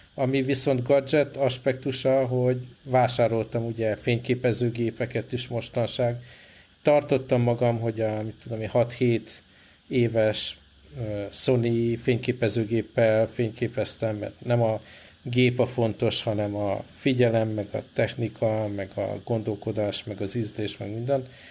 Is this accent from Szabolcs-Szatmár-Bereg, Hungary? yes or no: no; Budapest, Hungary; moved away; még otthon Budapesten én is komolyabban edzettem